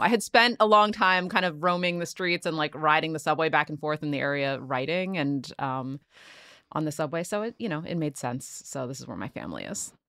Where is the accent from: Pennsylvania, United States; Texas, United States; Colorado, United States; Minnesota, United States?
Pennsylvania, United States; Philadelphia; born and raised in Philly